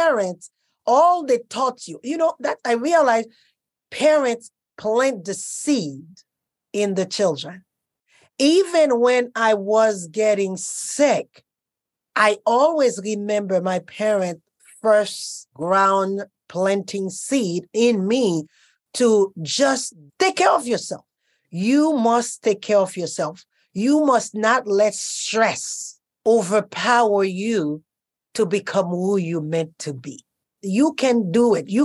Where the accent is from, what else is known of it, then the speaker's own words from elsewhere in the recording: Costa Rica; moved away; also born or lived in Haiti / Europe; I grew up born in Haiti, grew up in Costa Rica, and my life developed in Europe.